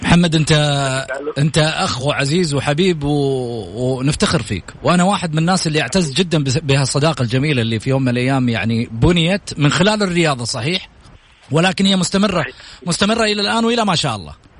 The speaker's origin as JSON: {"language": "Arabic", "country": "Saudi Arabia"}